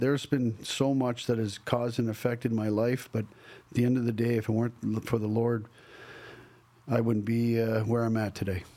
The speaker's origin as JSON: {"language": "English", "town": "Banff", "region": "Alberta", "country": "Canada", "tie": "born or raised there", "moved": "yes", "lives_now": "Nashville, United States", "said": "growing up in Banff"}